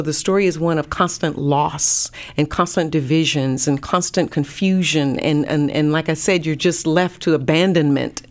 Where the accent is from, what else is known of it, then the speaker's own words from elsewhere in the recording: North Carolina, United States; also born or lived in Pensacola, Florida; now in Dallas, United States; I'm from North Carolina